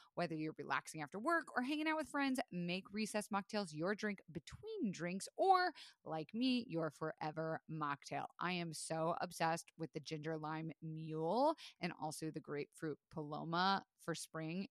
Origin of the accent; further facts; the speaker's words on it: Florida, United States; I was raised in Florida